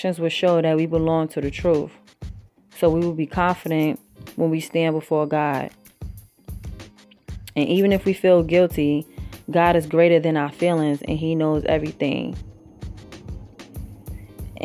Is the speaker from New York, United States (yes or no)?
yes; New York, United States; moved away as an adult; also born or lived in Virginia / Brooklyn; now in South Carolina, United States; I'm from New York, but, you know, I've lived in Virginia, and right now I'm in South Carolina. Even though my accent still ain't leave me